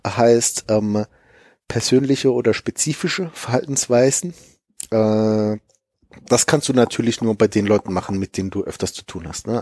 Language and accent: German; Germany; wir als Deutsche